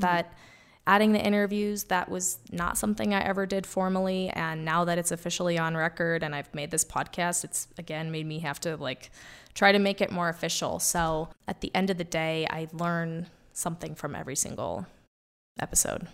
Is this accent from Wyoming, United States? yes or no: yes; Wyoming, United States; also born or lived in New York; growing up in Wyoming as a kid